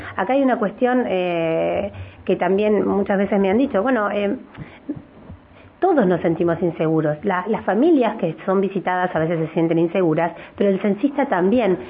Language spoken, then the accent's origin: Spanish; Neuquén, Argentina; los neuquinos